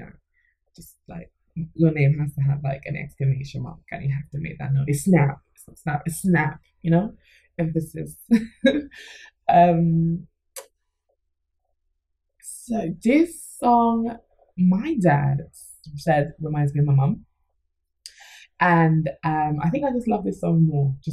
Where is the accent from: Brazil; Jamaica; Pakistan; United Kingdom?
Jamaica; I'm Jamaican